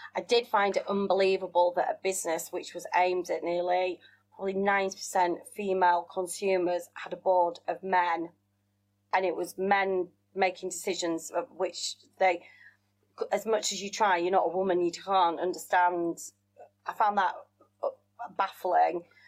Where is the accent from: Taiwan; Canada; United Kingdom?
United Kingdom; Wakefield, Yorkshire and the Humber; accent: northern; also born or lived in South Africa; I was brought up in Yorkshire. So from my accent, lots of people assume I'm born and bred a northerner, which I suppose yeah. I am